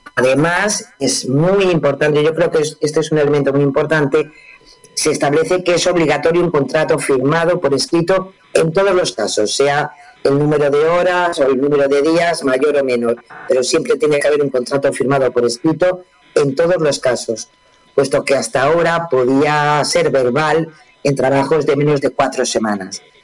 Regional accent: Spain; somos los españoles

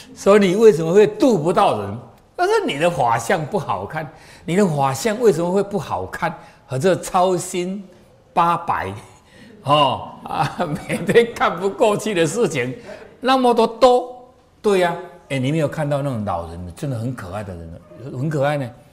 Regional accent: Taiwan; 我们台湾人

